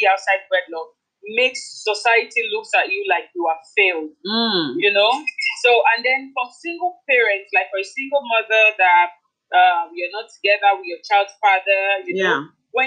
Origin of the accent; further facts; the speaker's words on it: Delta, Nigeria; moved away as an adult; also born or lived in Edo State; now in Netherlands; I'm from Edo State, but I was born and bred in Delta State. Had all my life in university, all schools there in Delta State.